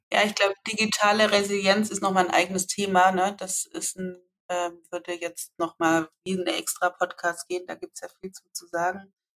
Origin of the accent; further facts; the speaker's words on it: Swabia, Baden-Württemberg, Germany; accent: Swabian; also born or lived in near Leipzig; now in Leipzig area, Germany; wenn ich schwäbele